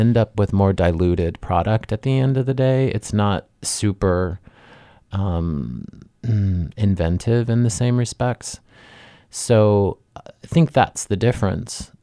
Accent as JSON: {"language": "English", "town": "Dayton", "region": "Ohio", "country": "United States", "said": "I'm from Ohio"}